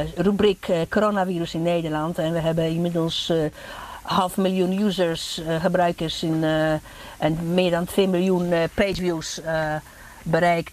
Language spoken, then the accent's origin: Dutch; Gdańsk, Pomeranian Voivodeship, Poland; now in Netherlands; Ik ben in Polen geboren, in Gdańsk